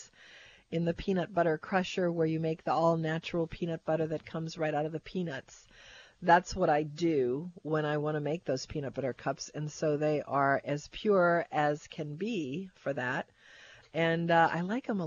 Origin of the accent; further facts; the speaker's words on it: Kenner, Louisiana, United States; I came from Westgate out in Kenner by Peak BMW